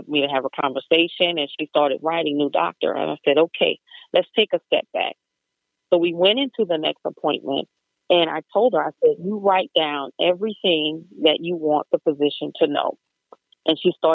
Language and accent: English; Deep South, United States; I'm from the Deep South.